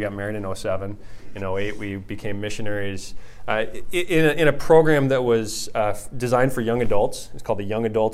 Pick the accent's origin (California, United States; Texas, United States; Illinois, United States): Illinois, United States; Pontiac; moved away as an adult; also born or lived in Rantoul, Illinois; I grew up in Pontiac, not too far away